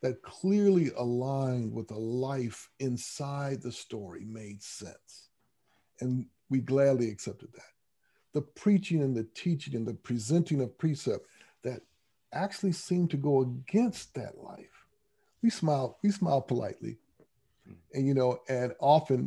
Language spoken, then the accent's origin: English; Grand Rapids, Michigan, United States; I was raised in Grand Rapids, Michigan